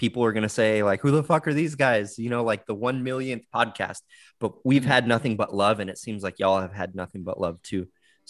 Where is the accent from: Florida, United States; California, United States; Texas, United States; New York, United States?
California, United States; Hawthorne; we're from Hawthorne